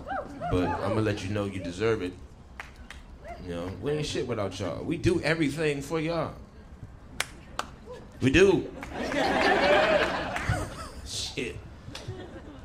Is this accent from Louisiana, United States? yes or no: no; Detroit, Michigan, United States; moved away as an adult; now in California, United States; I'm originally from Detroit, Michigan